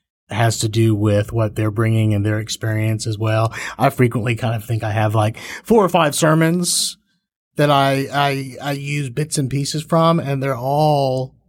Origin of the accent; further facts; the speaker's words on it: Fort Worth, Texas, United States; also born or lived in Baton Rouge, Louisiana / Longmeadow, Massachusetts / Austin, Texas; Then from there to Austin. And then from there to Fort Worth. And so Fort Worth, I made it here about fourth grade and then have been here ever since.